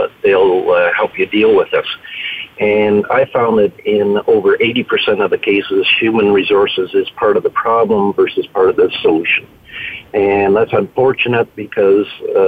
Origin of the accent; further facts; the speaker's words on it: Canada; I'm a Canadian citizen